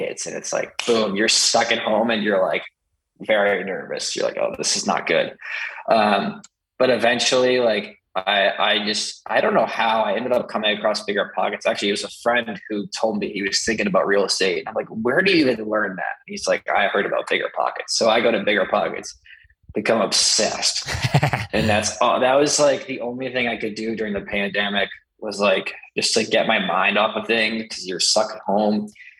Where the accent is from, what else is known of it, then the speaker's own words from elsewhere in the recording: Sudbury, Ontario, Canada; that's where growing up in Sudbury, like you can't, my parents in my school system weren't going to let me slack off.